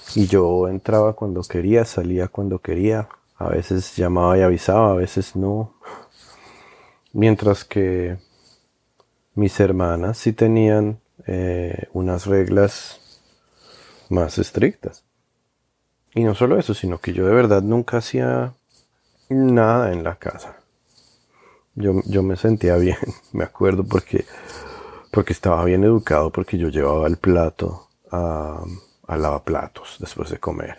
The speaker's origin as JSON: {"language": "Spanish", "country": "Colombia", "moved": "as an adult", "lives_now": "New York, United States", "said": "me fui a, de Colombia y, y llevo ya quince años viviendo en Nueva York"}